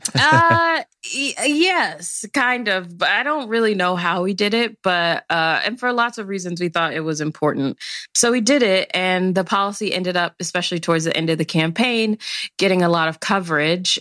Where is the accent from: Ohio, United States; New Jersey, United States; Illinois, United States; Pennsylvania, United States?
Illinois, United States; Chicago; I'm originally from the South Side of Chicago